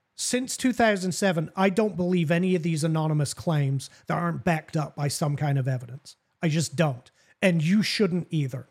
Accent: England, United Kingdom; also born or lived in Southern United States; now in United States; growing up in England

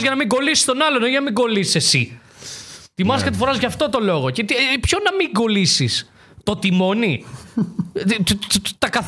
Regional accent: Denmark; Παίζαμε αυτή την κάρτα, δηλαδή, επειδή είμαι από Δανία.

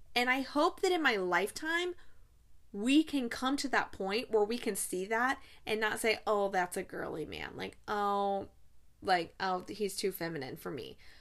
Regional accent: United States; We, as American taxpayers

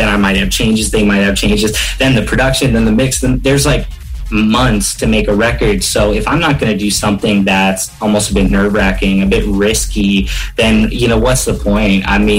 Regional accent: Canada; as a Canadian artist

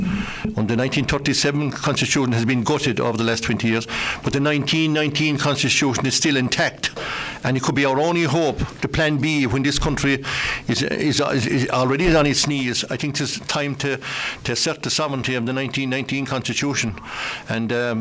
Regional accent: Ardagh, Munster, Ireland; I'm a farmer from Arda

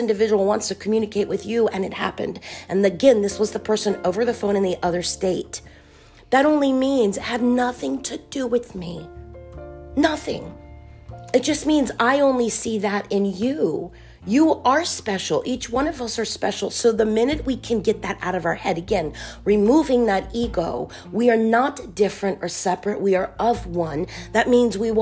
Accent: Miami, Florida, United States; Born in South Florida, Miami

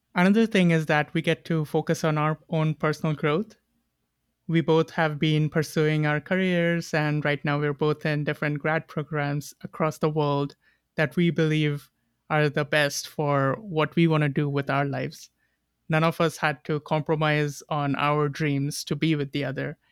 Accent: India; moved away as an adult; also born or lived in New York / Boston; now in Montreal, Canada; I am from India. I grew up there and I left five years ago to pursue my master's.

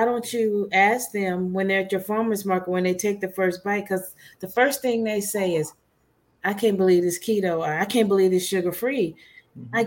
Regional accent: Louisiana, United States; now in Texas, United States; I'm from Louisiana

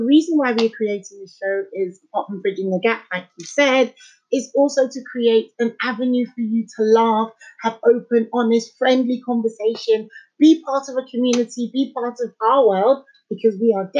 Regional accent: London, United Kingdom; I'm born and raised in North London

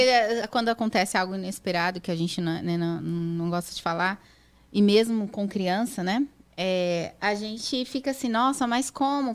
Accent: São Paulo, Brazil; now in United States; sou de Sampa

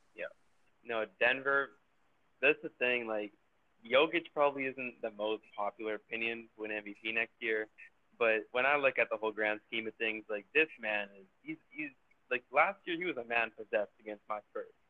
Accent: Canada; I'm Canadian

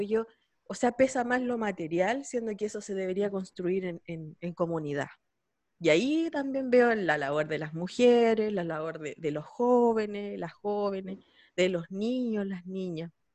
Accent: San Javier, Maule, Chile; yo soy de San Javier

